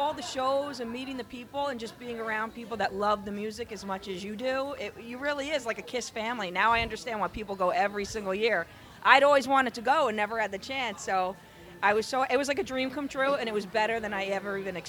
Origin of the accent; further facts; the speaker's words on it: Sparta, New Jersey, United States; Sparta, New Jersey.